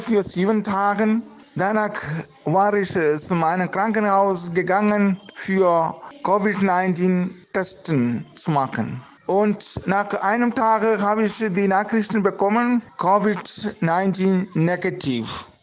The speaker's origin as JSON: {"language": "German", "country": "India", "also_born_or_lived": "Germany", "second_language": "German", "moved": "as an adult", "said": "am 11. Dezember in meiner Heimat angekommen"}